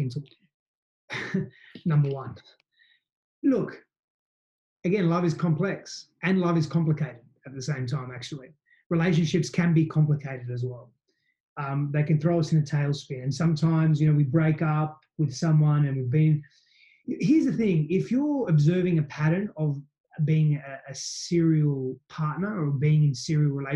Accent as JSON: {"language": "English", "country": "Australia", "said": "I'm Aussie in parts"}